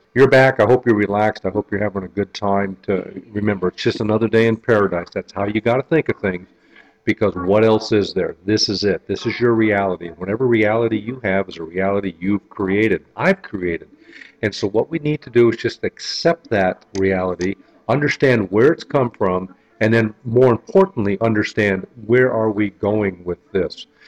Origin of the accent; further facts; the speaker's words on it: North Kingsville, Ohio, United States; where I grew up in North Kingsville, Ohio